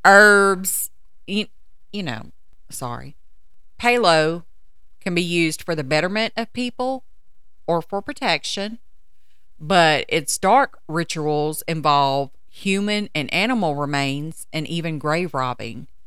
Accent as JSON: {"language": "English", "country": "United States", "tie": "born or raised there", "said": "we grew up here in the States with religious backgrounds"}